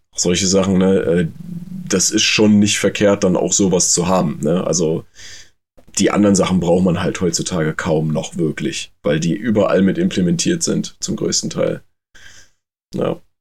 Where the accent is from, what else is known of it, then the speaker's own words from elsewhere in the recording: Germany; bei uns in Deutschland